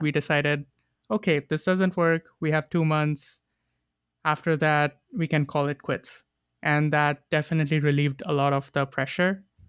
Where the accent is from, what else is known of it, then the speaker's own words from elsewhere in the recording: India; moved away as an adult; also born or lived in New York / Boston; now in Montreal, Canada; I am from India. I grew up there and I left five years ago to pursue my master's.